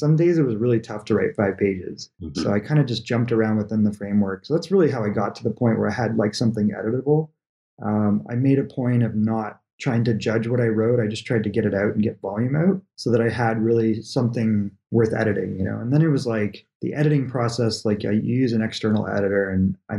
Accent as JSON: {"language": "English", "country": "Canada", "moved": "yes", "said": "But in those days, I moved from Canada, basically, to California."}